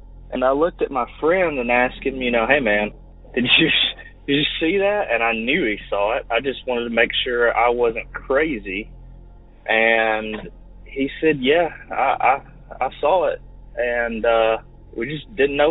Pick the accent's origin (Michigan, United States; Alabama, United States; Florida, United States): Alabama, United States; I'm from Alabama.